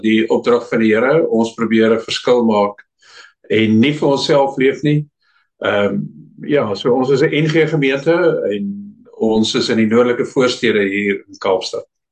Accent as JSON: {"language": "Afrikaans", "country": "Namibia", "tie": "born or raised there", "also_born_or_lived": "Pretoria / Mossel Bay", "moved": "as an adult", "lives_now": "Cape Town, South Africa", "said": "Ek is in Namibië gebore en daar groot geword, skool gegaan, ou diensplig gedoen."}